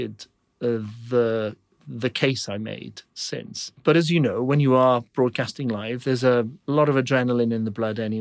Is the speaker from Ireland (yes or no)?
no; Wales, United Kingdom; I'm Welsh